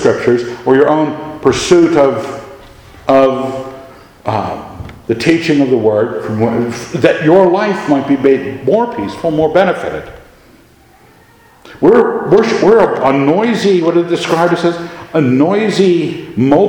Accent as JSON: {"language": "English", "country": "United States", "said": "we like being Americans."}